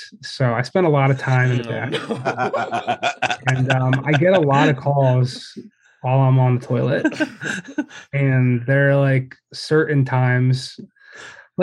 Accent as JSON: {"language": "English", "town": "Philadelphia", "region": "Pennsylvania", "country": "United States", "also_born_or_lived": "Boston", "moved": "as an adult", "said": "I'm from Philly originally."}